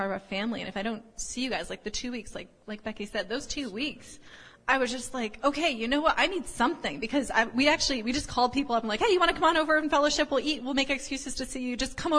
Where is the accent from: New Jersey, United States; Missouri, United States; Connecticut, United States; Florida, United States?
Connecticut, United States; moved away; our family is, we're originally from Connecticut